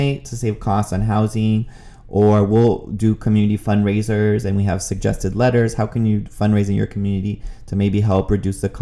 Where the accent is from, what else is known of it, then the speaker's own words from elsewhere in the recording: Los Angeles County, California, United States; moved away as an adult; also born or lived in San Diego County, California; now in Washington, D.C., United States; I was born and raised in Los Angeles County. Then I moved to San Diego County. So very Southern California boy from the coast.